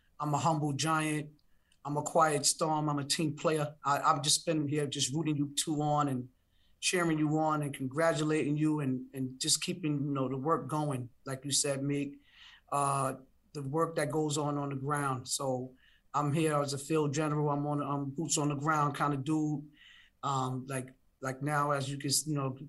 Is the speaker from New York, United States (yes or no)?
yes; New York City, New York, United States; I live in Brooklyn. I grew up in Brownsville in East New York